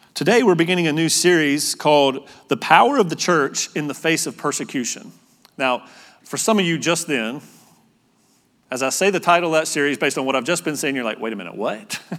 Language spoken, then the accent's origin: English; North Carolina, United States; moved away as an adult; also born or lived in Utah; I'm from North Carolina